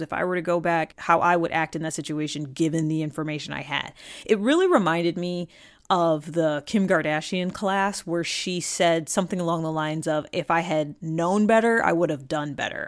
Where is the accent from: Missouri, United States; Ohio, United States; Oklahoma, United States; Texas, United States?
Ohio, United States; Cleveland; I am from Cleveland, born and raised